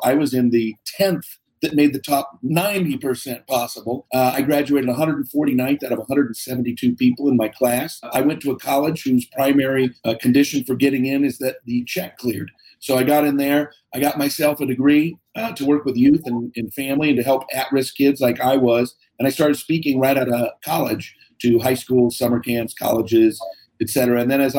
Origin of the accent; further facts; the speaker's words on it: Seattle, Washington, United States; So born and raised in Seattle. So crazy upbringing.